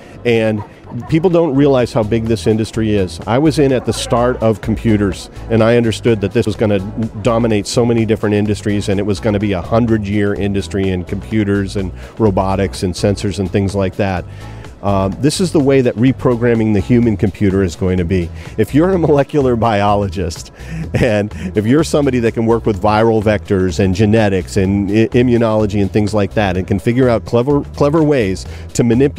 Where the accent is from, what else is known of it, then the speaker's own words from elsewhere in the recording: California, United States; because I come from Silicon Valley